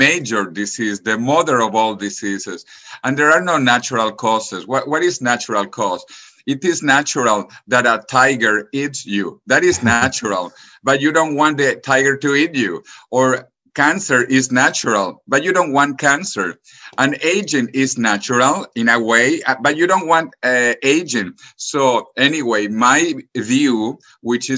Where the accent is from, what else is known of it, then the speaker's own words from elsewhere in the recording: Venezuela; moved away as an adult; also born or lived in Spain / United States / California; now in Madrid, Spain; I grew up in Venezuela.